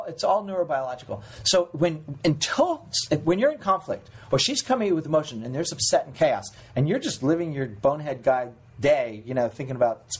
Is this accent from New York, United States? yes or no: yes; New York, United States; now in Los Angeles, United States; I'm from New York. Everybody fucking reads.